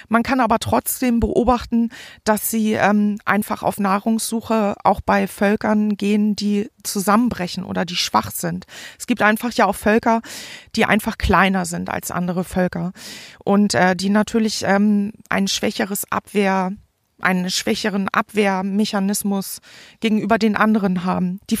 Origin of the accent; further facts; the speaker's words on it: Forstbach, North Rhine-Westphalia, Germany; habe sie jetzt hier in meinen Heimatort Forstbach gebracht.